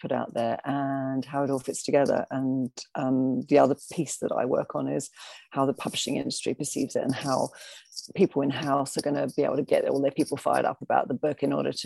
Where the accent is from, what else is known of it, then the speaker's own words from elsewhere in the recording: Adelaide, South Australia, Australia; moved away as an adult; also born or lived in Liverpool, United Kingdom; now in London, United Kingdom; I'm actually from Liverpool, but I spent 25 years in Australia, in South Australia. So, grew up in a dry, artsy town